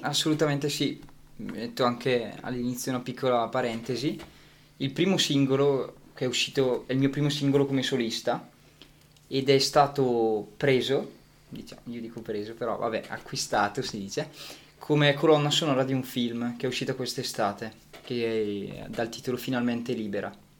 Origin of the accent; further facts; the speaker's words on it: Gussago, Lombardy, Italy; a Gussago nel mio paese